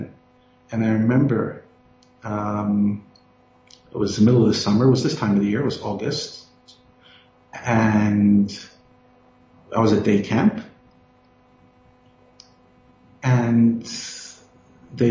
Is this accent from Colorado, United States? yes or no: no; New York City, New York, United States; accent: Brooklyn; moved away as an adult; also born or lived in Ohio; now in Johannesburg, South Africa; I grew up in New York